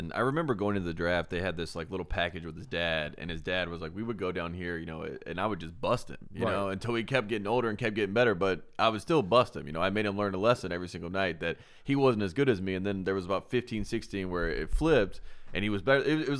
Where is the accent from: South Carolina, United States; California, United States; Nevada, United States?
South Carolina, United States; I'm the biggest Steph Curry fan. I'm from South Carolina.